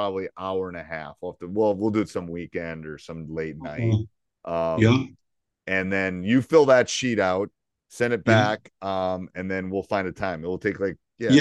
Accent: Madison, Wisconsin, United States; moved away as an adult; I grew up in Madison. I went away to school, but I grew up in Madison

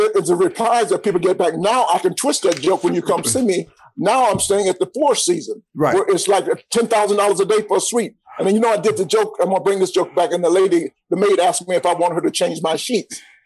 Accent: Atlanta, Georgia, United States; born and raised in Atlanta.

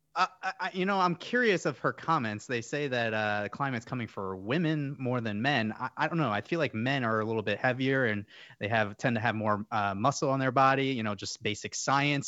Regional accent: New York, United States; also born or lived in Fort Myers, Florida; now in Florida, United States; I'm actually a New Yorker

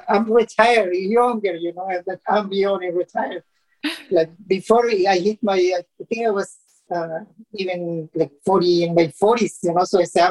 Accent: Colombia; now in United States; I'm originally from Colombia, so I was planning to go to Colombia, but my husband is from Honduras.

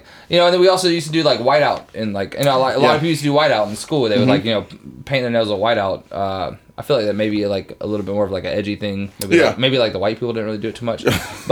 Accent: Wilmington, North Carolina, United States; I'm from Wilmington, North Carolina

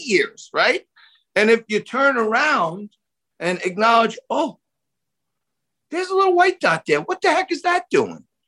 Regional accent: New York City, New York, United States; accent: New York; also born or lived in Staten Island; I don't want to get rid of my New York accent

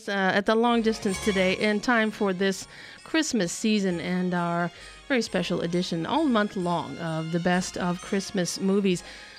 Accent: Midwest, United States; We all grew up in the Midwest

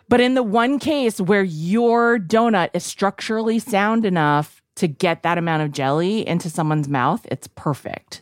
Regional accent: Fitchburg, Massachusetts, United States; now in New York City, United States; It's been so long since I've been back to my hometown

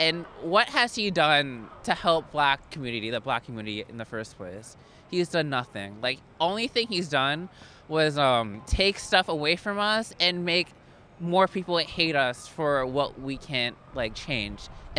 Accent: Marietta, Georgia, United States; I'm from Marietta, Georgia, East Cobb. I'm 20. I go to Georgia State.

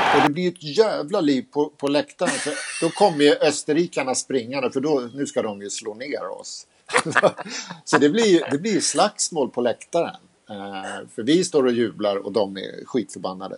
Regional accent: Sweden; vi var från Sverige

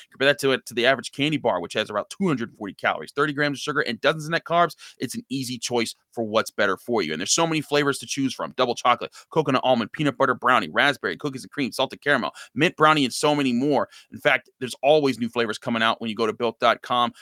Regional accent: Pittsburgh, Pennsylvania, United States; I grew up in Pittsburgh

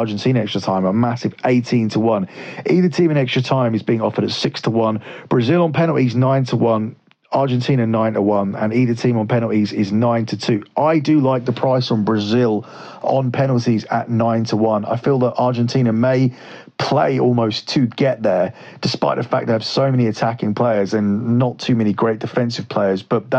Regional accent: England, United Kingdom; Obviously, I should want England to win this because I am from England and I very much dislike the US team.

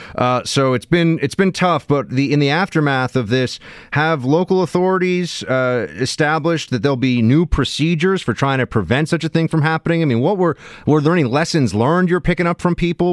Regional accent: New York, United States; I was from New York

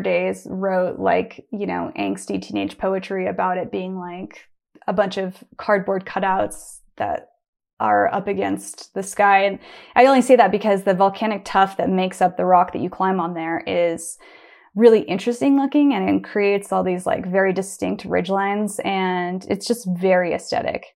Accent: Bend, Oregon, United States; I grew up in Bend, Oregon, and I was going to Smith Rock my whole life

